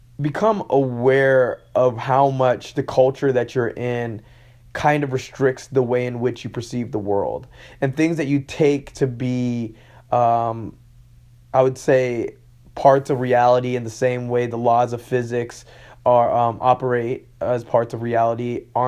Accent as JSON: {"language": "English", "country": "Hong Kong", "tie": "born or raised there", "also_born_or_lived": "London / Texas / Malaysia", "said": "Now, I'm originally from London. I was born in London and I was raised in Hong Kong. Then I spent time in Texas, and then I moved to Malaysia."}